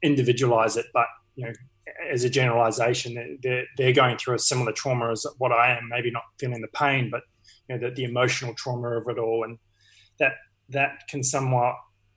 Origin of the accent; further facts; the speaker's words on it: New Zealand; now in Australia; being a Kiwi